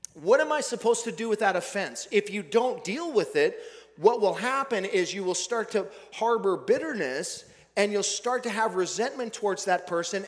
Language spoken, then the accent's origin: English; Billings, Montana, United States; Billings, Montana, my hometown